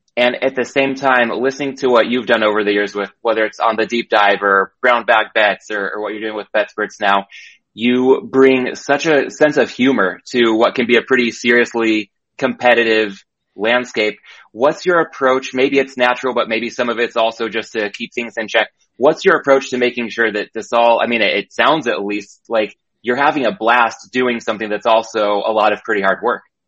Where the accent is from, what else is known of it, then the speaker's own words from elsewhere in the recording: San Diego, California, United States; I grew up in San Diego